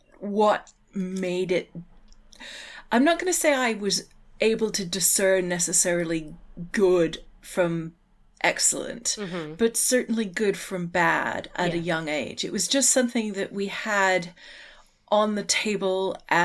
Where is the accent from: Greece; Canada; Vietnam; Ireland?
Canada; And being Canadian, I had to, you know, pay for my university